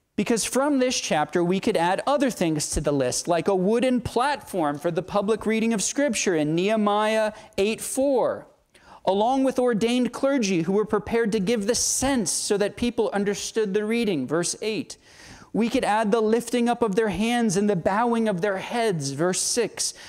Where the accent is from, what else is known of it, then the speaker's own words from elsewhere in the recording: Southern United States, United States; Southern American Christians living in a largely Baptistic context